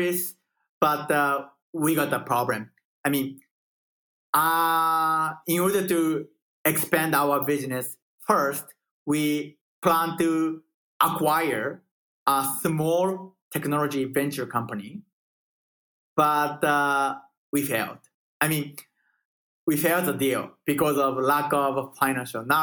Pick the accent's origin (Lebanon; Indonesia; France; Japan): Japan; moved away as an adult; now in Austin, United States; I'm coming from Japan